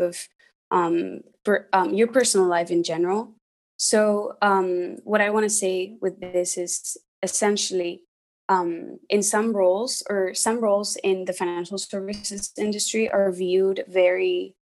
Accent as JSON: {"language": "English", "country": "Spain", "moved": "as an adult", "lives_now": "United States", "said": "I'm from Spain. I studied in the US and work here in the US"}